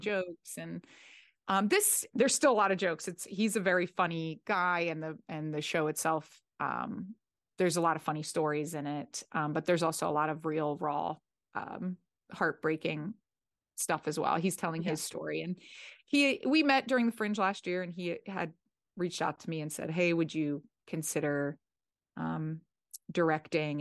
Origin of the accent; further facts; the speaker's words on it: New Jersey, United States; now in Los Angeles, United States; I'm from South Jersey, but South Jersey is the, you know, North Jersey is more New York City and South Jersey is Philadelphia